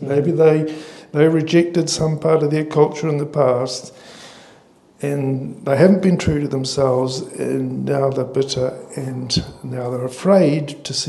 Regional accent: Australia; now in New Zealand; as Australian, but obviously support here in New Zealand

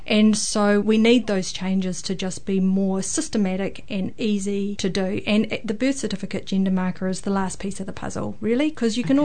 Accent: Hamilton, Waikato, New Zealand; I am from the Waikato. In Hamilton, Kirikiriroa most of my life

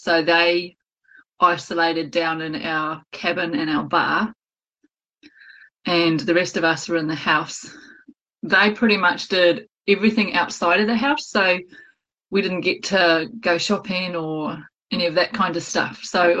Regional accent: Texas, United States; now in Kawerau, New Zealand; I'm in my office near Kawerau. Probably closer to Te Teko. I'm a Texan.

